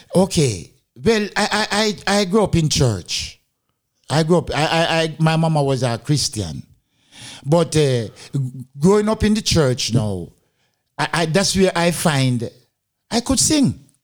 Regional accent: Montego Bay, Saint James, Jamaica; moved away as an adult; also born or lived in England; now in Denmark; I'm from Jama- Jamaica. Yeah, not Kingston, but Montego Bay, Jamaica.

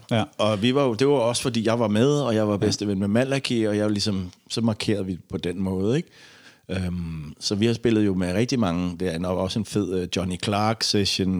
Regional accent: Denmark; som dansker

